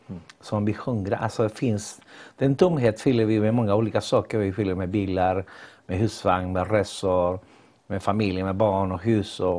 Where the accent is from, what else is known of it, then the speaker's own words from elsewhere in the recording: Chile; Swedish is a second language; moved away as an adult; also born or lived in Ecuador; now in Gothenburg, Sweden; jag kommer från Chile och har bott i Sverige i 40 år. Lämnade mitt land när jag var 21 år. Eh, bodde i Ecuador innan och sen eh, hamnade jag i Sverige eh, för 40 år sedan.